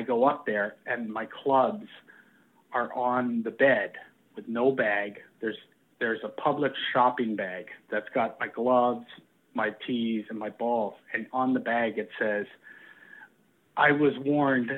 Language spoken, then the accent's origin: English; Peterborough, Ontario, Canada; moved away as an adult; also born or lived in Florida; the golf coach that I grew up with in Peterborough